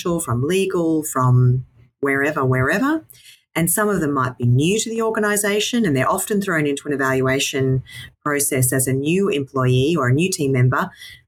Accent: Toowoomba, Queensland, Australia; now in Brisbane, Australia; born and raised in Toowoomba and then came to Brisbane when I finished my degree

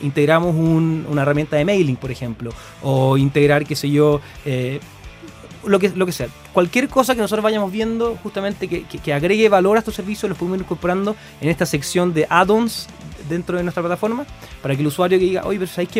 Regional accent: Concepción, Biobío, Chile; moved away as an adult; now in Santiago, Chile; Soy, de Conce, me encanta, me encanta mi ciudad

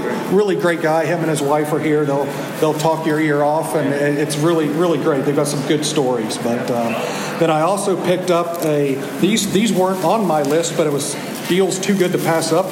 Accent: West Virginia, United States; I'm from West Virginia

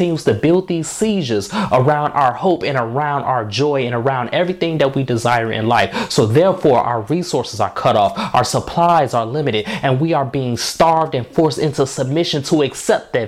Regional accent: Markham, Illinois, United States; I'm from Markham, Illinois. That's what I claim as my home, a south suburb of Chicago, just outside the city limits

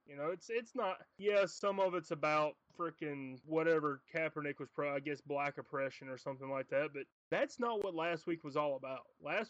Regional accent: Alabama, United States; my home state of Alabama.

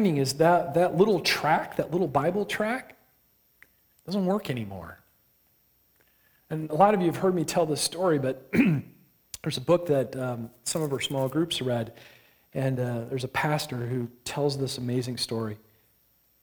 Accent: Michigan, United States; I grew up in Michigan

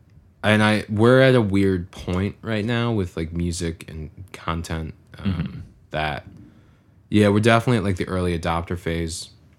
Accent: Farmington, Michigan, United States; I grew up in Farmington all the time, you know, right 15, 20 minutes outside of Detroit.

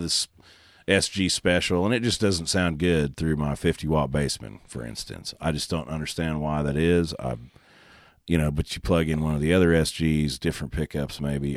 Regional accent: Oklahoma, United States; I'm from Oklahoma

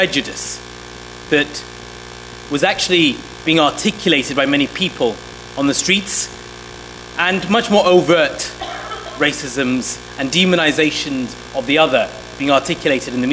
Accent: Sheffield, Yorkshire and the Humber, United Kingdom; also born or lived in Somalia; We came to the United Kingdom in 1993, and we grew up in Sheffield, in the north

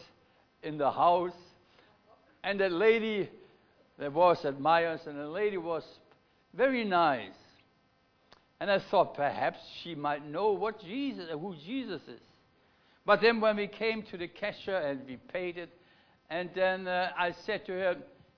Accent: Germany; accent: German; English is a second language; now in Melbourne, Australia; I come from Germany. You have picked it already on my accent, haven't you? Anybody not picked it that I'm a German?

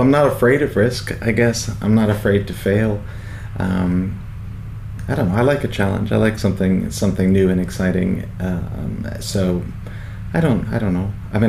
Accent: New York, United States; I grew up in New York with my family there. My father had emigrated over for work, and so I had Irish citizenship, but I went to school there.

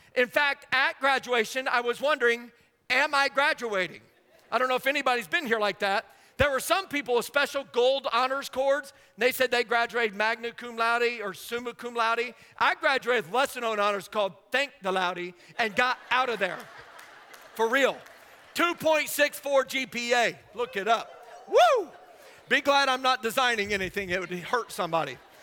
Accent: Indiana, United States; I grew up in Indiana

